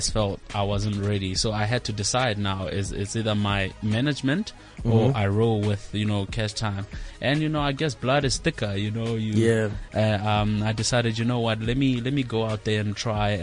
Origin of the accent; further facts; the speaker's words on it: South Africa; moved away; I'm here now, I'm from Kraskop, I can't go back home